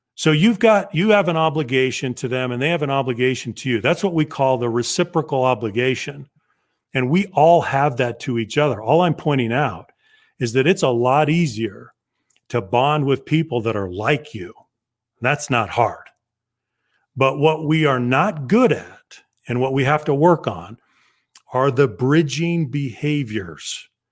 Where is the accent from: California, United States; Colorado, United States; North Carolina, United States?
Colorado, United States; Southern; So I grew up in Southern Colorado among the Navajo